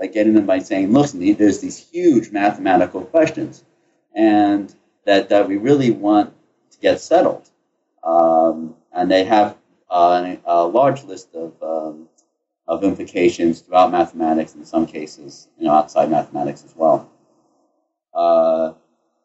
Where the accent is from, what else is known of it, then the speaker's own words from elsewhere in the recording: United States; moved away as an adult; also born or lived in Ithaca, New York / Cambridge, Massachusetts / Chicago, Illinois; now in Atlanta, United States; I grew up in the New York City, New Jersey area